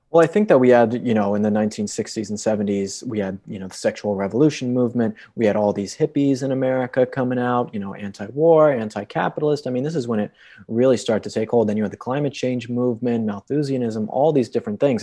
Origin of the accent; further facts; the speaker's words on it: Colorado, United States; I grew up in Colorado my entire life